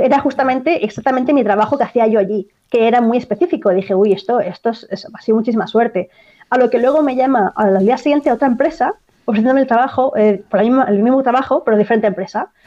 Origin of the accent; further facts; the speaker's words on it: Barcelona, Catalonia, Spain; moved away as an adult; now in Ireland; Yo soy de Barcelona, en Cataluña